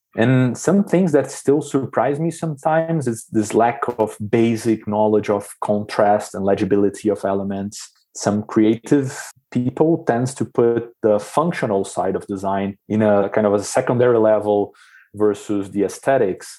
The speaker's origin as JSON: {"language": "English", "country": "Brazil", "tie": "born or raised there", "moved": "as an adult", "lives_now": "Switzerland", "said": "growing up in Brazil"}